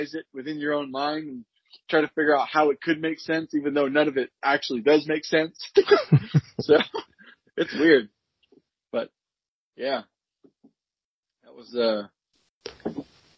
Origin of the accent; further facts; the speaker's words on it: Sacramento, California, United States; also born or lived in Visalia, California; now in Tulare, United States; I am originally from Sacramento, but I live in Tulare